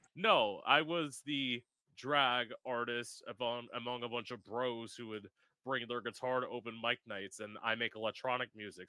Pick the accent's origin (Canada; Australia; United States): United States; Florida; I've lived in Florida my whole life